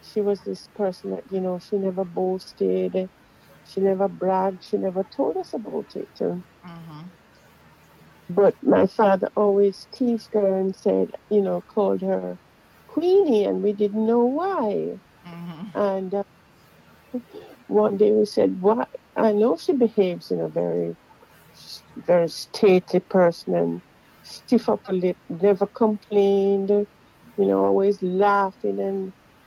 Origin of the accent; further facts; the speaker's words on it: Jamaica; I was born in Jamaica and grew up in Jamaica